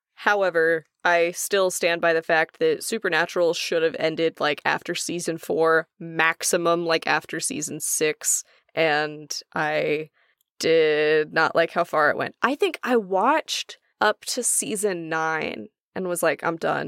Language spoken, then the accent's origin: English; Oklahoma, United States; I am from Oklahoma